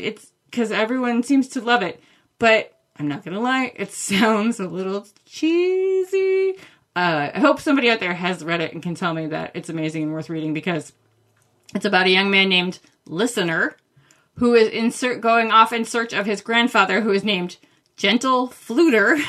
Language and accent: English; Maine, United States; I grew up in Maine